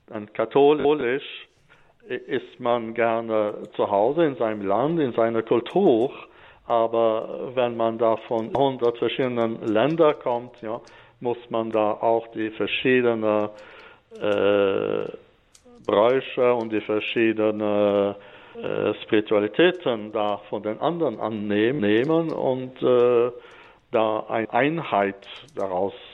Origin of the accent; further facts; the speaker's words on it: Grand Est, France; moved away as an adult; now in Sweden; Und natürlich bin ich im Elsass aufgewachsen, ganz äh, traditionell in der katholischen Kirche.